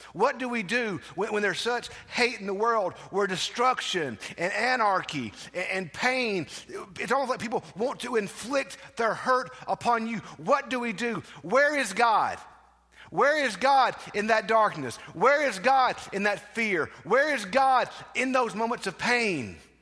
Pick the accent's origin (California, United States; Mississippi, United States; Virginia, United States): Mississippi, United States; South; growing up in South Mississippi, in that southwest corner of the world